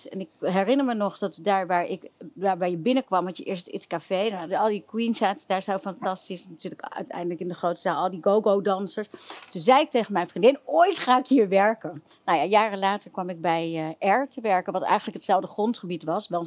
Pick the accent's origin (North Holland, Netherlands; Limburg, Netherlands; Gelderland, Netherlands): Limburg, Netherlands; Ik, woonde in, ik kom uit Limburg.